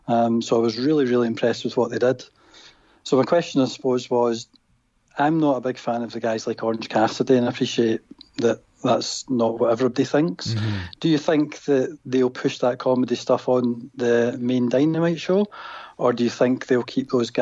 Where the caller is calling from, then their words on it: Glasgow, Scotland, United Kingdom; Glasgow in Scotland.